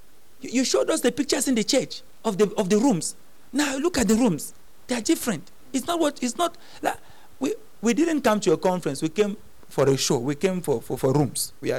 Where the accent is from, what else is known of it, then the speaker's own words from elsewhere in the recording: Cameroon; now in South Africa; I came from Cameroon. When I came to, I didn't come to South Africa to do church.